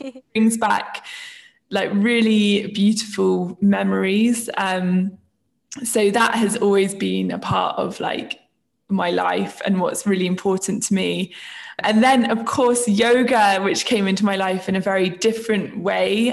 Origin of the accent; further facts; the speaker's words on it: Isle of Wight, South East England, United Kingdom; moved away as an adult; now in London, United Kingdom; I am originally from the Isle of Wight, which is the place where I grew up